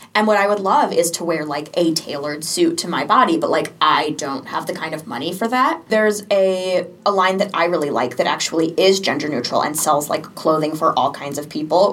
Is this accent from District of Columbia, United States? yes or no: no; Sarasota, Florida, United States; I'm from Sarasota, Florida